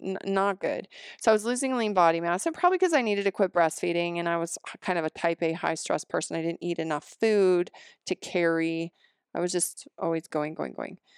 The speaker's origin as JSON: {"language": "English", "region": "the Rockies", "country": "United States", "tie": "born or raised there", "also_born_or_lived": "Seattle", "moved": "yes", "said": "I grew up here, I grew up in the Rockies"}